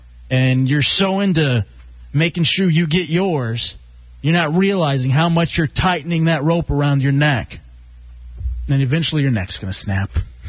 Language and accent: English; Texas, United States; moved away; also born or lived in El Paso / Dallas; I grew up in Texas, man.